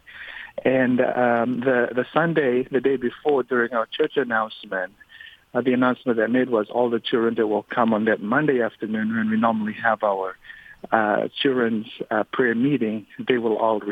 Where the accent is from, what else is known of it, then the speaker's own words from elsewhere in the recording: Fiji; now in United States; Growing up in Fiji is a little bit different than growing up here in America